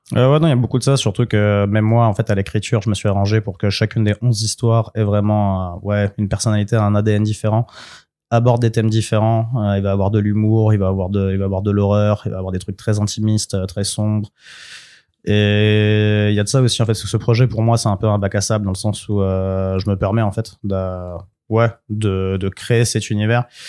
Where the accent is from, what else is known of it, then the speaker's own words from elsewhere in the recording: France; je suis en France parce que je suis français, je vis là